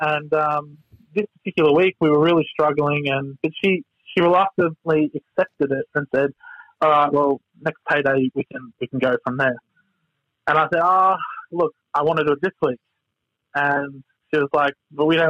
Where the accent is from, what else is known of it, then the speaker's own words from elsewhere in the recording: Victoria, Australia; moved away; I'm originally from Victoria